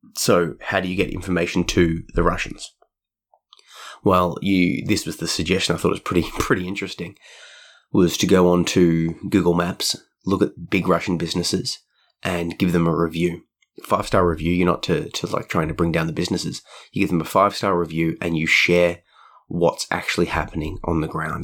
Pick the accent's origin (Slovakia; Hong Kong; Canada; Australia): Australia; being an Australian